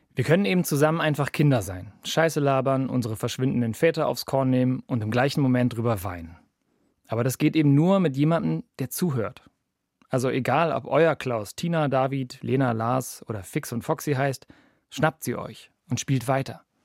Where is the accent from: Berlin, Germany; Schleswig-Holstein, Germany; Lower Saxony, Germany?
Berlin, Germany; ich bin in Berlin groß geworden